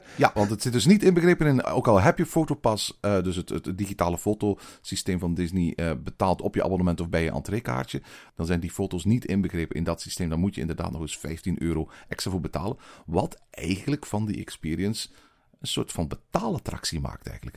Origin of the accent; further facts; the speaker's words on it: Belgium; bij ons in Walibi Belgium